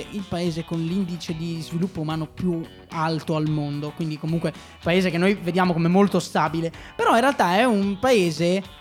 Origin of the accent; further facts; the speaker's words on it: Liguria, Italy; io non sono anche ligure